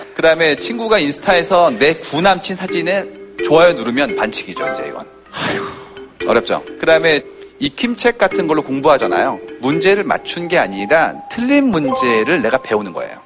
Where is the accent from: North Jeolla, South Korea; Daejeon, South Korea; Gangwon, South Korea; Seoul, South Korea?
Seoul, South Korea; 저희는 서울에서 자랐기 때문에